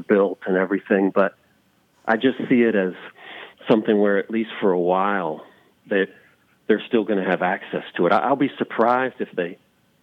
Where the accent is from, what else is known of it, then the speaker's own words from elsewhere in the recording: the South, United States; growing up in the South